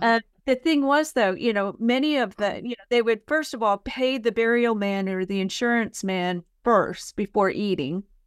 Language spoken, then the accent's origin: English; San Francisco, California, United States; moved away as an adult; also born or lived in San Mateo County, California; now in Murfreesboro, United States; where I grew up in San Francisco